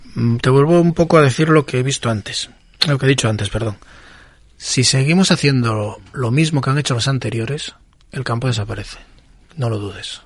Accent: Asturias, Spain; nosotros somos personas que criamos gochos, que somos asturianos, que estamos muy orgullosos de ser asturianos

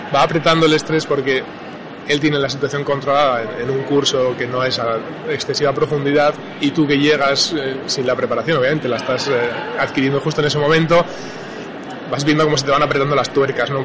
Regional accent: Navarre, Spain; soy navarro y en Navarra no tenemos mar

